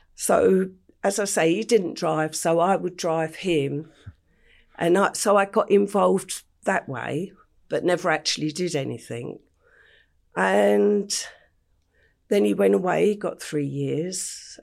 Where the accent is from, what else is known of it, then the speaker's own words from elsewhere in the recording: London, United Kingdom; I grew up in Stepney in the heart of the East End